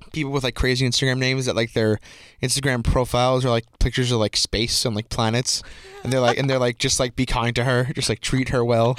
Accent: Long Island, New York, United States; I'm from Strong Island

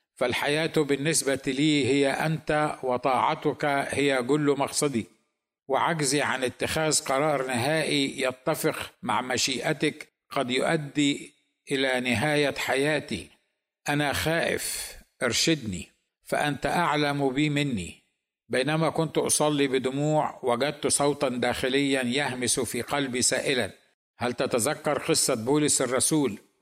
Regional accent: Egypt; now in United States; انا ايضا مصري

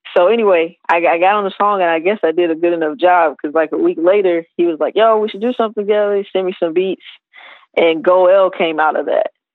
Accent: South Carolina, United States; I'm from South Carolina originally

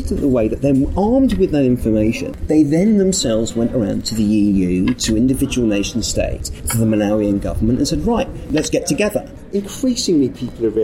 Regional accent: United Kingdom; I grew up in Thatcher's Britain

